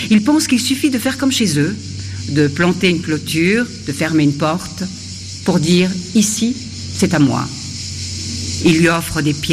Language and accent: French; Cyangugu, Western Province, Rwanda; born there; je suis métisse, belgo-rwandaise. Mon père est belge et ma mère est rwandaise. Je suis née à Changougou, à la frontière du Congo et du Rwanda.